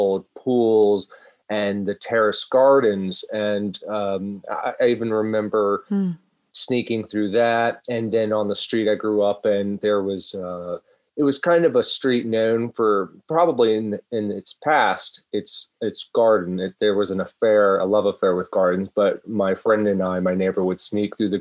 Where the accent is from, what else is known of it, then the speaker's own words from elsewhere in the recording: Virginia, United States; now in New York State, United States; I grew up in Virginia, and so I was surrounded by the history of gardens